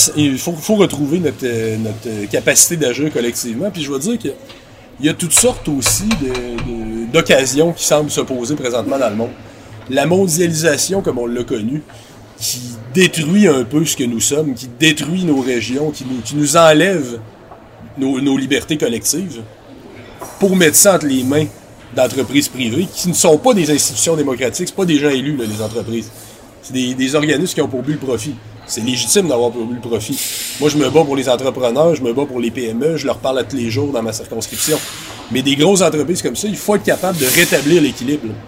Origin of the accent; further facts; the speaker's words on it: Quebec City, Quebec, Canada; J'étais à Québec à l'époque, je viens de Québec